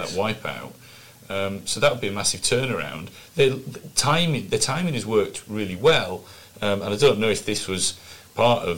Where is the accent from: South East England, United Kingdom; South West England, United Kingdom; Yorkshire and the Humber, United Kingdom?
Yorkshire and the Humber, United Kingdom; near Dewsbury; I'm not actually from Dewsbury, but it's not far away from where I'm from